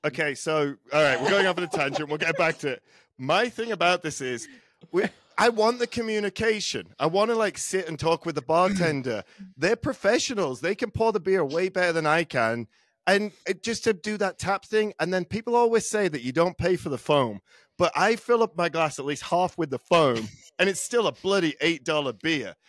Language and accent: English; England, United Kingdom; I'm English.